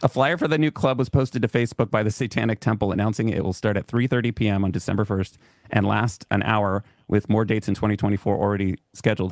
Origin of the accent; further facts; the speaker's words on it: California, United States; we're from California